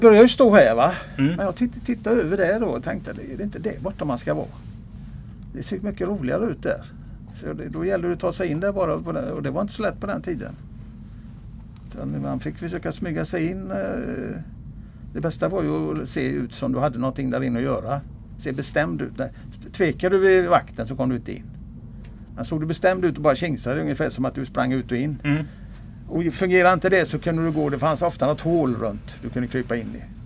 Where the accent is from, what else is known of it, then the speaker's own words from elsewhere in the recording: Gothenburg, Västra Götaland, Sweden; also born or lived in Kungsbacka / Älvsåker; now in Mölndal, Sweden; Så att jag är född i eh, östra Göteborg och uppväxt i norra Göteborg, nordöstra Göteborg, Kviberg, Kotterhåla